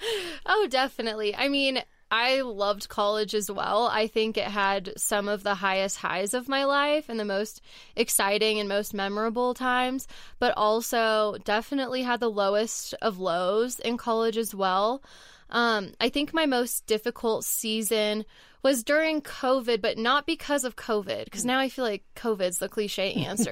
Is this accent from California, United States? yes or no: yes; Southern California, United States; moved away as an adult; also born or lived in Texas; now in Colorado, United States; where I grew up in Southern California